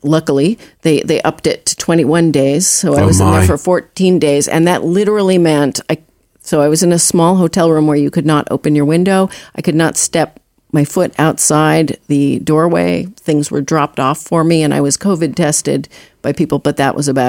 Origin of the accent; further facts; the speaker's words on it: Boston, Massachusetts, United States; moved away; also born or lived in New York; I was born in Boston. I couldn't wait to get out. I wanted to be in New York